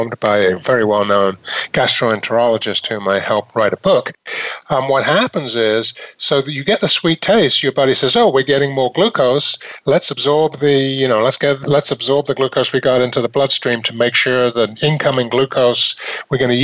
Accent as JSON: {"language": "English", "country": "United Kingdom", "tie": "born or raised there", "moved": "yes", "said": "I was raised in Britain"}